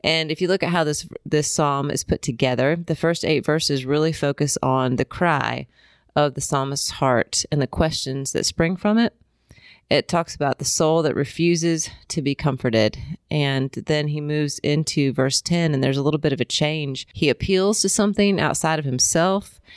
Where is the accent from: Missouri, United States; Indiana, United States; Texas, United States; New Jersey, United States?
Indiana, United States; moved away as an adult; also born or lived in Colorado / Columbia, South Carolina; I'm from Indiana